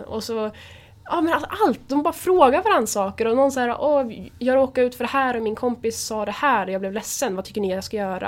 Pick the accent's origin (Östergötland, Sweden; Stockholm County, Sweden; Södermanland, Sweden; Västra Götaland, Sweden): Södermanland, Sweden; Nyköping; also born or lived in Gnesta; Min första del av ungdomen så bodde jag utanför Gnesta. Och sen flyttade vi till utanför Nyköping. Och där bor mina föräldrar fortfarande idag. Så att, ny, jag skulle säga Nyköping